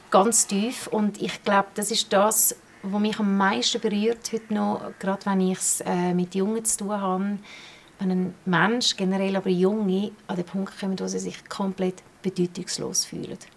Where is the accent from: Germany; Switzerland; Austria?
Switzerland; Bern; born there; Ich bin gebürtige Bernerin.